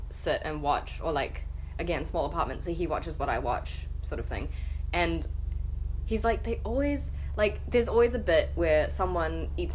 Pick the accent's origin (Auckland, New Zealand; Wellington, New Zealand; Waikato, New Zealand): Auckland, New Zealand; I'm from West Auckland as well.